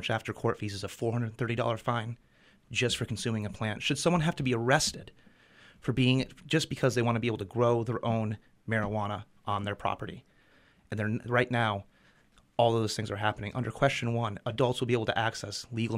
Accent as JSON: {"language": "English", "town": "Belfast", "region": "Maine", "country": "United States", "tie": "born or raised there", "said": "I grew up in Belfast, and I saw the destruction of the chicken factories"}